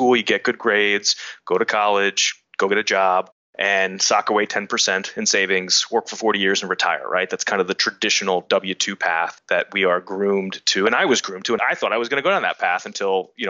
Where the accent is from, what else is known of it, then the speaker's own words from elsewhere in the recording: Wilmington, Delaware, United States; I'm a guy from Wilmington, Delaware